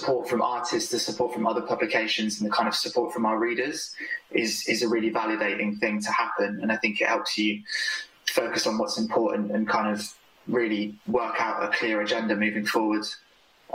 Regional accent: Bristol, South West England, United Kingdom; I grew up in Bristol.

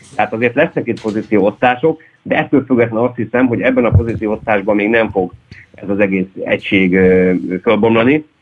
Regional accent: Hódmezővásárhely, Csongrád-Csanád, Hungary; én hódmezővásárhelyi vagyok

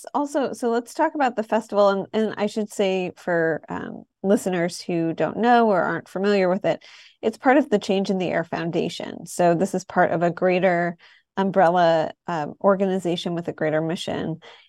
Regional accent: Detroit, Michigan, United States; So I'm in my 30s, and when I was growing up in Detroit, I don't feel like craft beer was a thing.

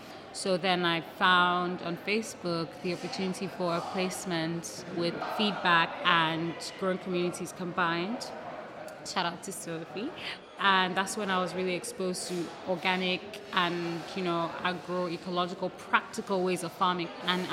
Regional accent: Nigeria; I'm also Nigerian, yeah. Nigerian and Lebanese.

